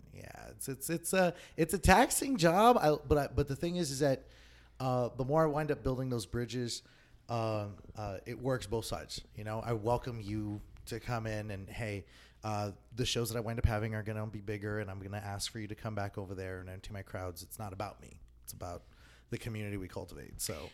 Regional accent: El Paso, Texas, United States; moved away; I'm originally from El Paso, Texas

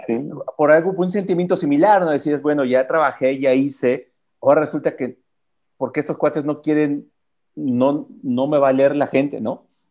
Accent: Mexico; uno como, como mexicano, como prensa deportiva mexicano

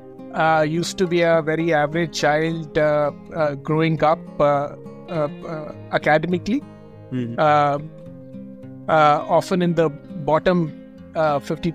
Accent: Delhi, India; I'd been born and brought up in Delhi in a very dhanda kind of a family

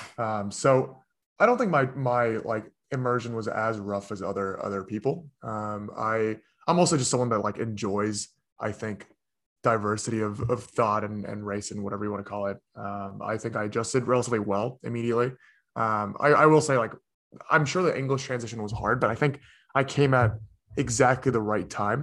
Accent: United States; born or raised there; also born or lived in South Korea

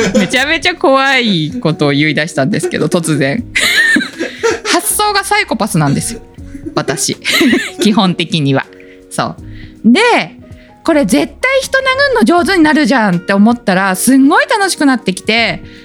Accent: Japan; moved away; also born or lived in Hokkaido; 私雪国出身だから寒いの平気

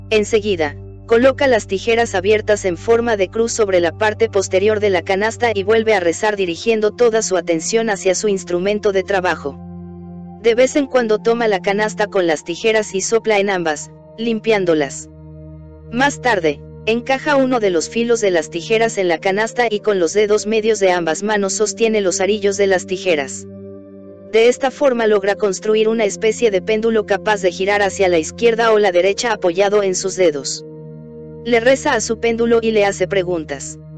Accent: Oguibo, Chihuahua, Mexico; tengo 55 años y vengo de la comunidad de Oguibo. Aproximadamente llevo 5 años como ogiruame.

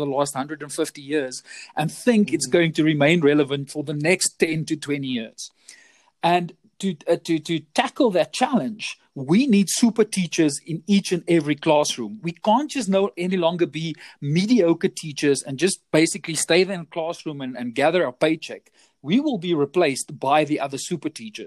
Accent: South Africa; I come from South Africa. I'm currently situated in Johannesburg, born and bred a South African

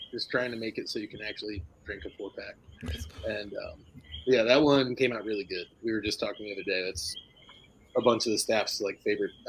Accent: New Jersey, United States; also born or lived in Illinois; now in Asheville, United States; Um, I grew up in New Jersey, and then went to Illinois for a little bit, worked at a brewery there, and then ended up in North Carolina.

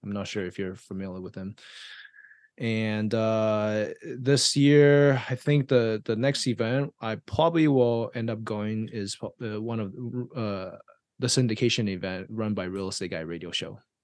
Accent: Taiwan; now in United States; I was born and raised in Taiwan

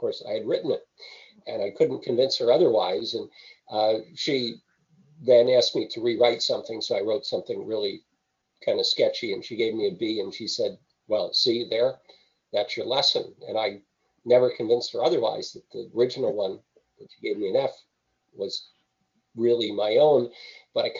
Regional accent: New Jersey, United States; moved away as an adult; also born or lived in North Carolina; now in Nova Scotia, Canada; I grew up in New Jersey, moved to Canada in 1978

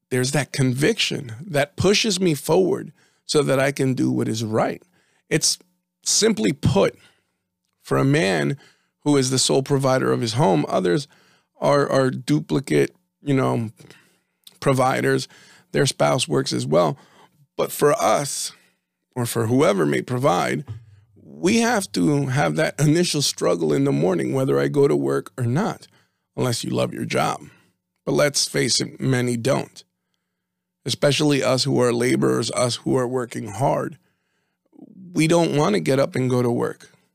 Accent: New Jersey, United States; we're from Jersey

